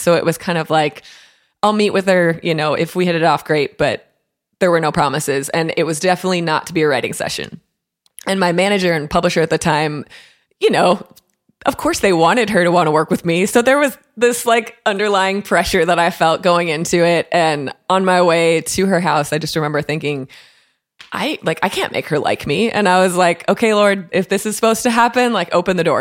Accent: Waconia, Minnesota, United States; now in Nashville, United States; my hometown of Waconia, Minnesota

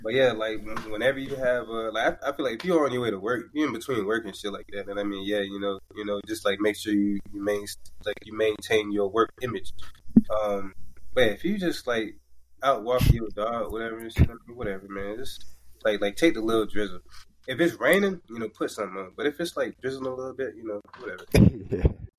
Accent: Florida, United States; now in New York, United States; I'm from Florida

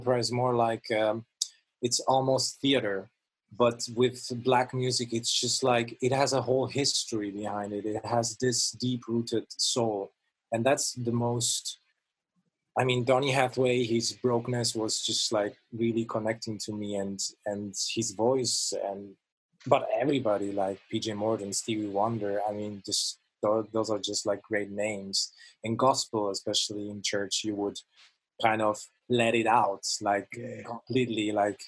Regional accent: Italy; So I grew up in church. Basically, growing up in Italy, and I feel also Italian, feels like the best thing that can happen to you.

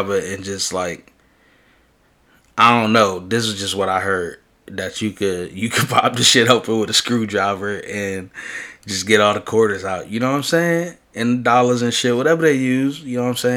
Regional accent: New York City, New York, United States; I'm from in the Bronx. I'm from River Park Towers

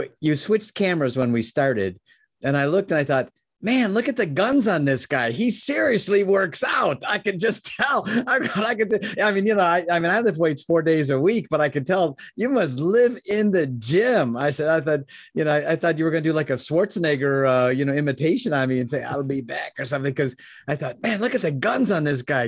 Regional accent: Chicago, Illinois, United States; now in Michigan, United States; I was born in Chicago. I live in Michigan now.

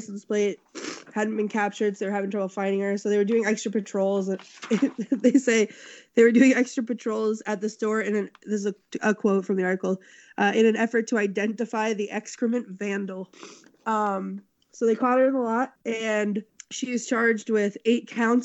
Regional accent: Massachusetts, United States; my home state of Massachusetts

